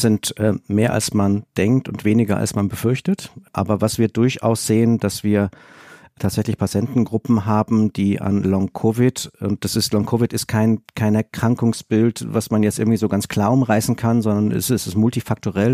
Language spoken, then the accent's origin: German; Rhineland, Germany; als Rheinländer